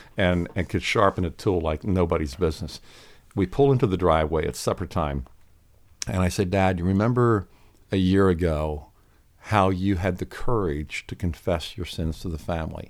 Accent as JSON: {"language": "English", "area": "Lancaster County", "region": "Pennsylvania", "country": "United States", "tie": "born or raised there", "said": "I grew up in Lancaster County, Pennsylvania"}